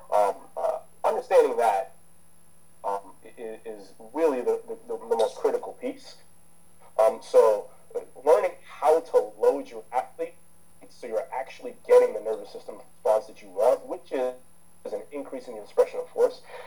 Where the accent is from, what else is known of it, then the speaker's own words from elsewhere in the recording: United States; also born or lived in Jamaica; I grew up as an American, right? So so the thing is, I grew up in a culture where you can make a profession out of sports